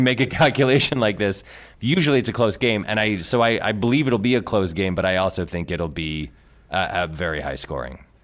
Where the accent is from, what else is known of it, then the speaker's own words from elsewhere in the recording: New England, United States; I grew up in New England.